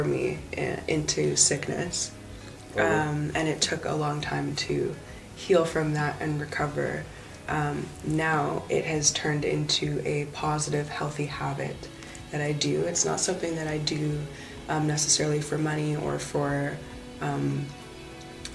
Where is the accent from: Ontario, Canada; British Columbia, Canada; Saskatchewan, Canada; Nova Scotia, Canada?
British Columbia, Canada; Vancouver; also born or lived in Calgary; I was born in Calgary, raised in Vancouver. I guess that would make me more of a Vancouverite.